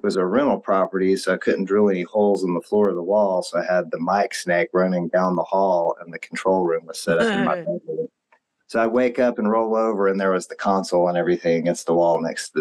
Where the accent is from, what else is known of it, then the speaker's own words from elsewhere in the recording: Texas, United States; I'm from Texas